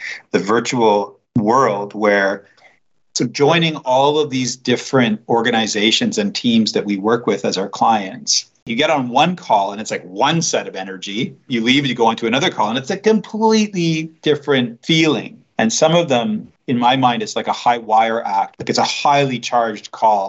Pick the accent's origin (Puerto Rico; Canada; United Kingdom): Canada; first language English; now in Switzerland; I'm a Canadian. I also live in Switzerland, but English is my one and only language